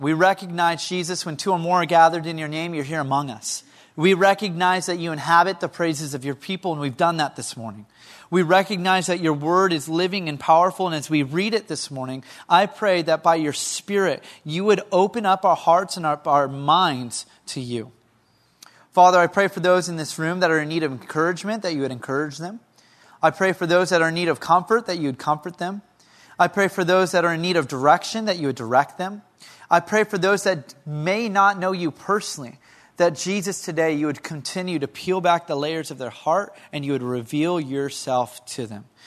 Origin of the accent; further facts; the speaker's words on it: Lompoc, California, United States; moved away; my hometown of Lompoc